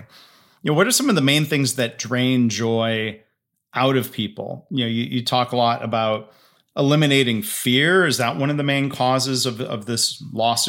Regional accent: Michigan, United States; Michigan is my home state

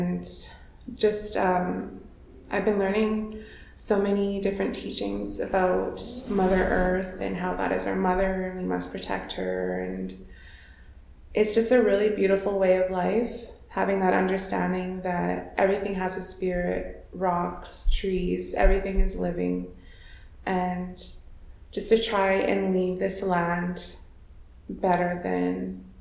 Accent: Regina, Saskatchewan, Canada; I was born and raised in Regina, Saskatchewan

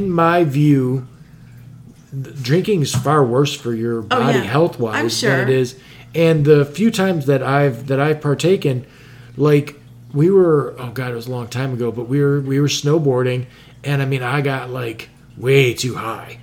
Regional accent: Frankfort Square, Illinois, United States; I grew up in Frankfurt Square

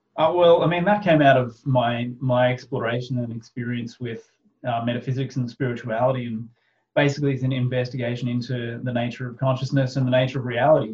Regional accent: Australia; pretty much like a fairly standard Aussie family

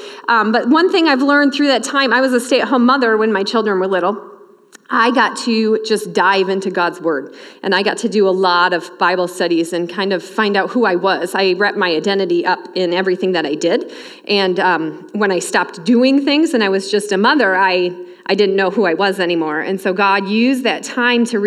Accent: Michigan, United States; moved away as an adult; now in Elbing, United States; I grew up in Michigan, worked at a camp ministry up there for a while

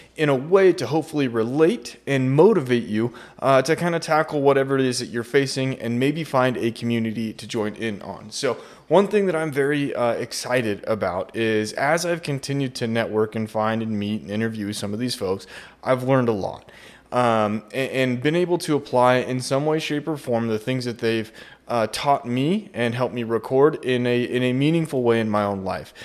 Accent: Idaho, United States; I come from Idaho

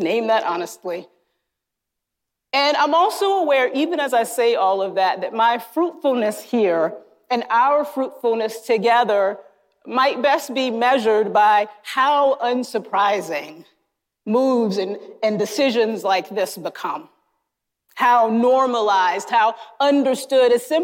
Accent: North Carolina, United States; moved away; Growing up in North Carolina in churches that in many ways I deeply loved and that shaped me

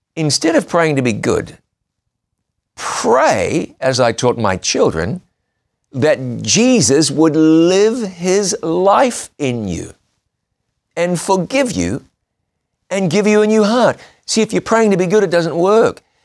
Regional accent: New Zealand; my home country of New Zealand

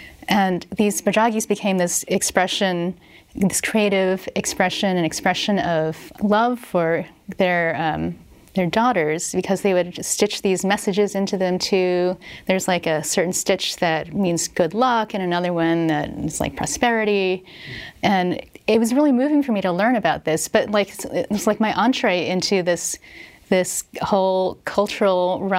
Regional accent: Philadelphia, Pennsylvania, United States; now in California, United States; You didn't have the people saying, oh, and where are you from? Well, I'm from Philly. And not having that be a surprise.

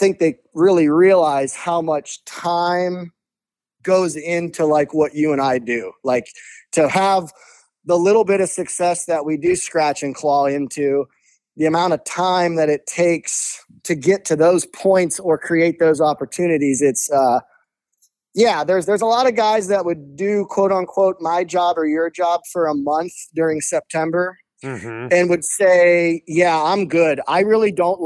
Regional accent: Ohio, United States; growing up in Ohio, I didn't start Western bow hunting until I was in my early 20s

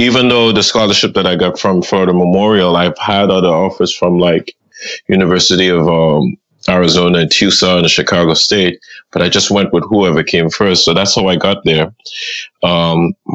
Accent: Trinidad & Tobago; now in Miami, United States; Growing up in Trinidad

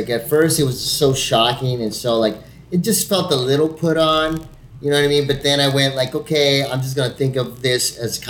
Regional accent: Mexico; accent: Mexican; first language Spanish; English is a second language; moved away; especially for Mexicans, because we switch that a lot. So. That's why you know, like Spanish is your first language

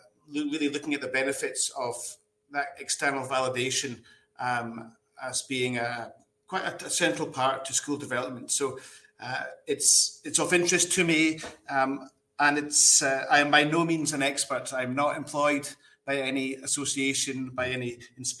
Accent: Scotland, United Kingdom; moved away as an adult; I am from Scotland.

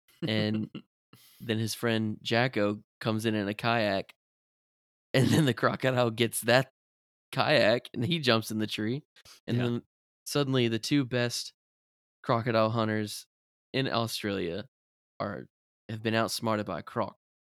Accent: Florida, United States; because we grew up in Florida and we had the croc's cousin, the alligator.

